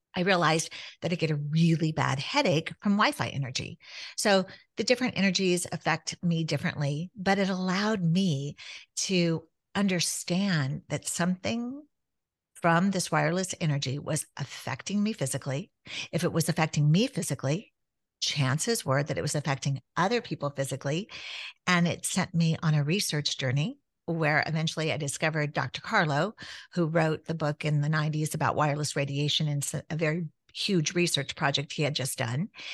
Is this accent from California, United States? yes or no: yes; Southern California, United States; growing up in Southern California where you could hit the beach in an hour